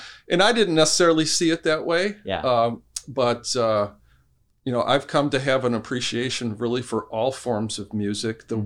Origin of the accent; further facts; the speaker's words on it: Allen Park, Michigan, United States; I'm from actually from Allen Park, Michigan. So I grew up uh, mm. downriver.